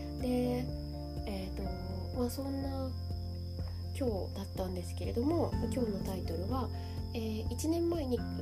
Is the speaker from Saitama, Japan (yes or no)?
no; Shizuoka, Japan; now in Kamakura, Japan; 実は私の実家は静岡のなんですけれども